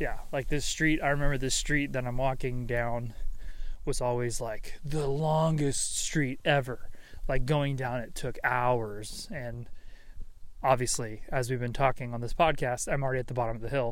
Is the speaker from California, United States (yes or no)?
yes; San Diego, California, United States; I am actually in my hometown of, technically it's San Diego, but the more specific area and or county is what you would call the place of Rancho, Peñasquitos